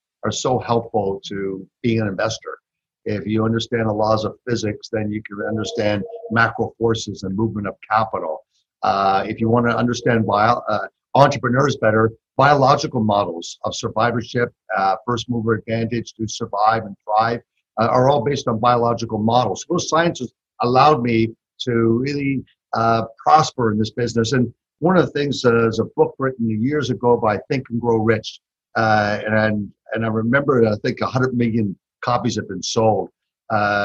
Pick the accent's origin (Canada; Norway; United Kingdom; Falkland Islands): Canada; moved away as an adult; also born or lived in Toronto; now in Texas, United States; I'm originally from Canada. So tell by my accent. So I like to tell people I've been here 30 years in Texas. So I'm a Texcan.